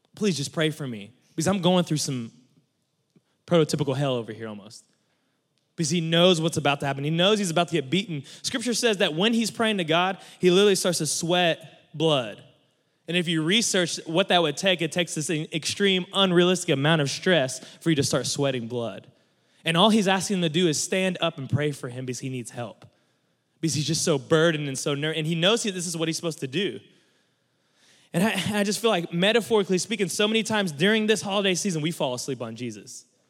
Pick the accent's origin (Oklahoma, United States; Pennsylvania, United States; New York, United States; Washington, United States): Oklahoma, United States; Mustang; I'm from Mustang, Oklahoma